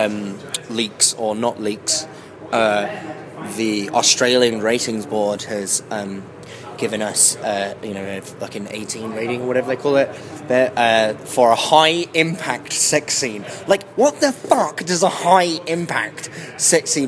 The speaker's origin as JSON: {"language": "English", "region": "England", "country": "United Kingdom", "said": "I'm English"}